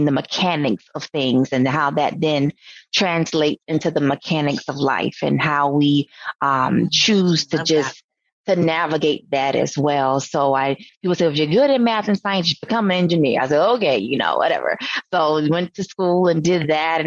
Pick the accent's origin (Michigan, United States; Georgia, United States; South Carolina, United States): South Carolina, United States; Sumter; I'm from Sumter, South Carolina, South Kakalaki. So grew up on a farm.